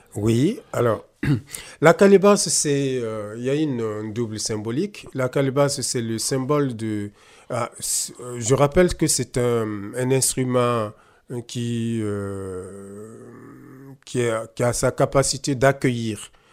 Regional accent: Burkina Faso; first language Mooré; French is a second language; Au Burkina, euh, ma langue maternelle, c'est le Moré

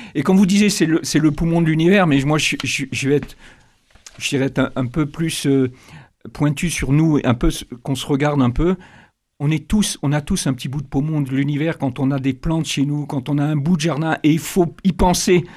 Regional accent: Benin; Je suis né euh, au Bénin, donc dans un pays animiste au départ

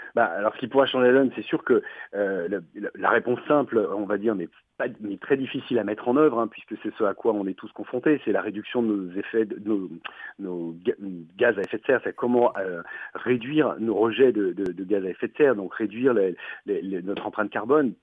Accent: France; chez nous en France

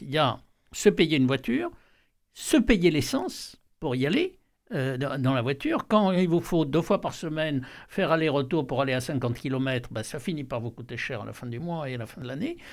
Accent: Aude, a small village near Carcassonne, Occitania, France; moved away; je suis originaire de, de l'Aude, un petit village à côté de Carcassonne

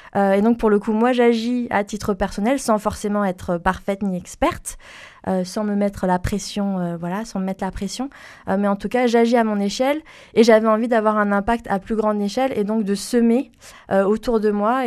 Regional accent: Toulouse, Occitania, France; also born or lived in Paris region; je suis née en région parisienne et j'ai grandi sur Toulouse suite à la mutation professionnelle de mon père

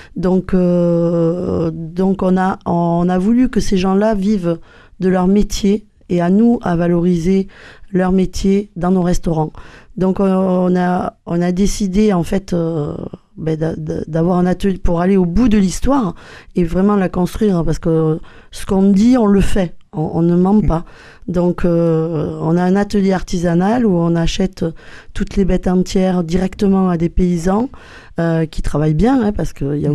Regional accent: Gers, Occitania, France; notre petit village du Gers

